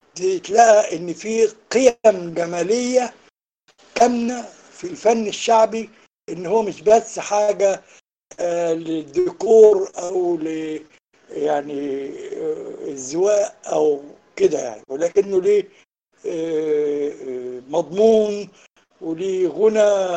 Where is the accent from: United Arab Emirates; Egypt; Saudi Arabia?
Egypt; Port Said Governorate; عندنا في بورسعيد